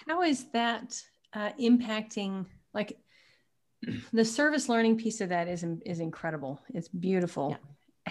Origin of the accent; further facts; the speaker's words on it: Tyler, Texas, United States; Tyler is my hometown